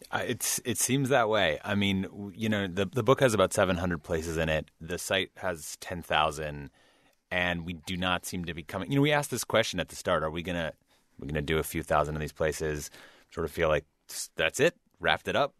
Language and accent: English; Midwest, United States; I, I grew up in the Midwest